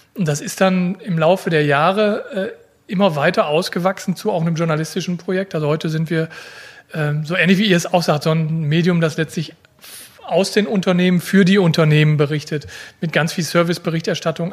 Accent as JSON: {"language": "German", "country": "Germany", "tie": "born or raised there", "said": "gebürtiger Fredner und wohne dort auch"}